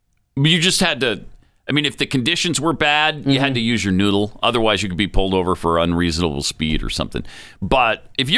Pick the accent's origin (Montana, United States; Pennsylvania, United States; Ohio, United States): Montana, United States; My whole life growing up in Montana.